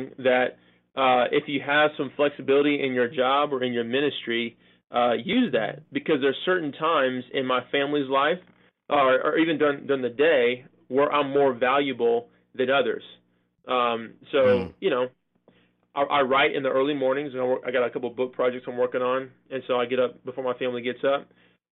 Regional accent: California, United States; born or raised there; moved away as an adult; also born or lived in Chicago, Illinois; now in Wake Forest, United States

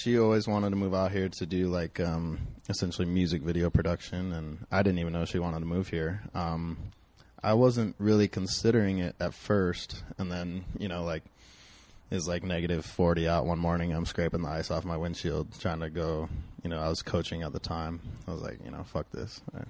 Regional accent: Detroit Lakes, Minnesota, United States; moved away as an adult; also born or lived in Moorhead, Minnesota / Fargo, North Dakota / Arizona; now in Los Angeles, United States; I'm from a town called Detroit Lakes, Minnesota, and then I transferred to Moorhead High School, which is right next to Fargo, North Dakota. Fargo's on the North Dakota side, Moorhead's on the Minnesota side.

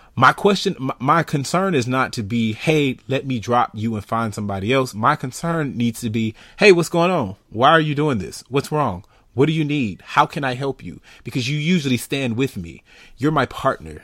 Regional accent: United States; I'm American.

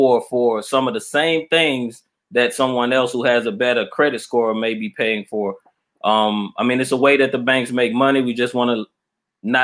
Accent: Mobile, Alabama, United States; also born or lived in Atlanta, Georgia; now in Albany, United States; I'm from Alabama. I'm originally from Mobile, Alabama.

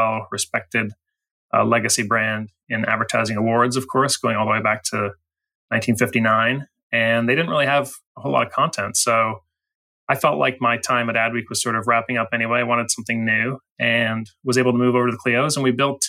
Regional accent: Chicago, Illinois, United States; moved away as an adult; also born or lived in St. Louis / New York; I'm from the Chicago area. So, you know, Midwestern kid

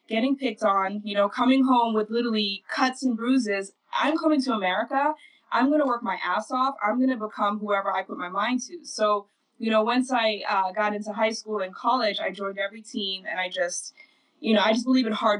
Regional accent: Netherlands; moved away; growing up in Holland, going to school

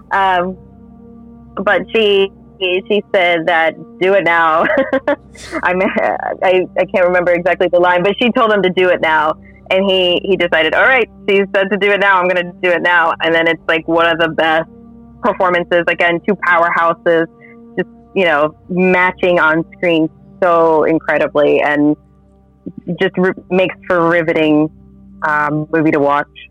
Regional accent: Florida, United States; I'm originally from Florida

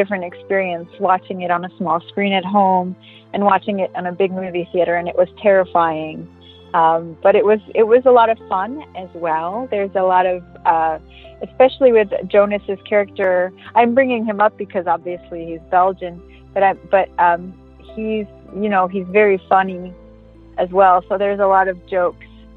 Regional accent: New York City, New York, United States; also born or lived in Westchester, New York / Los Angeles; I'm from New York. I was born and raised in Manhattan, and then we moved out to Westchester, which is like a suburb

